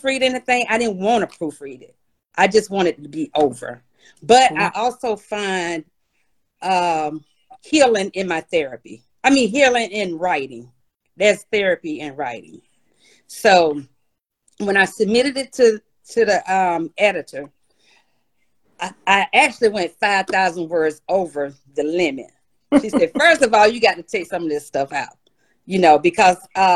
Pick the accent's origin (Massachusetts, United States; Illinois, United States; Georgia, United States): Georgia, United States; Eastman; also born or lived in Rochester, New York; now in McDonough, United States; my hometown, Eastman, South Georgia